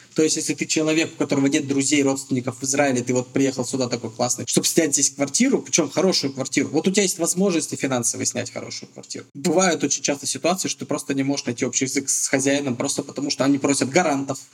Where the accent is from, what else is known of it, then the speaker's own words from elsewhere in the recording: Russia; moved away as an adult; now in Petah Tikva, Israel; нашими понятиями российскими